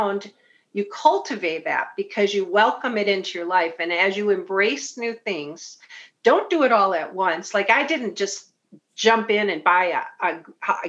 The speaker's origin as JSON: {"language": "English", "town": "Bloomington", "region": "Minnesota", "country": "United States", "tie": "born or raised there", "said": "I'm from Bloomington, went to Olson, then Jefferson. I grew up around Highland Hills"}